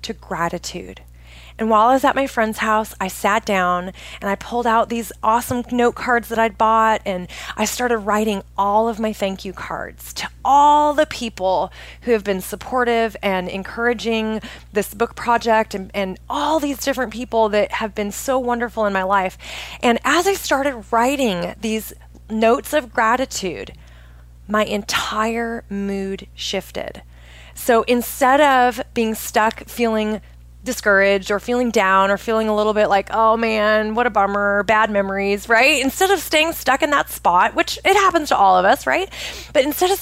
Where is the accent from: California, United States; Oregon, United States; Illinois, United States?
Oregon, United States; moved away as an adult; I grew up in Oregon